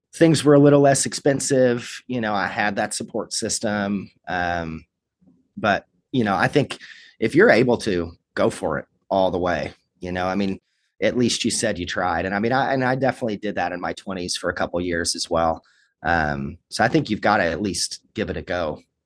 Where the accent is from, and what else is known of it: Kentucky, United States; born or raised there; moved away as an adult; also born or lived in Los Angeles